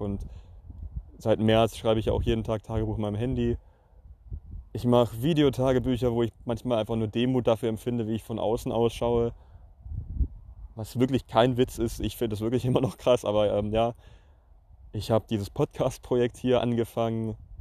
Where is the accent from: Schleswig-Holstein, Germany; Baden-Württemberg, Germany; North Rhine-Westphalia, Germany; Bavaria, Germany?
Baden-Württemberg, Germany; near Pforzheim; also born or lived in Switzerland; Ich bin zurückgekehrt, um hierher in meine, nahe, nahe, nahe meiner Heimatstadt in Pforzheim Wirtschaftsingenieurswesen international zu studieren